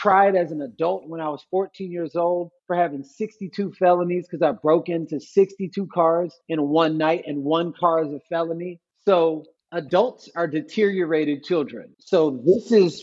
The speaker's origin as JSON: {"language": "English", "town": "Missouri City", "region": "Texas", "country": "United States", "tie": "born or raised there", "also_born_or_lived": "Third Ward, Houston", "said": "I was born in Missouri City, Texas. I was raised in Missouri City, Texas."}